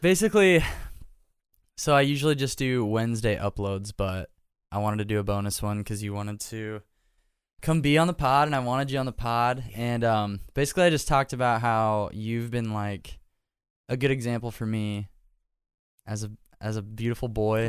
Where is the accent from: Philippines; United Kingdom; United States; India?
United States; Nebraska; now in Nashville, United States; I love living here 'cause I grew up in Nebraska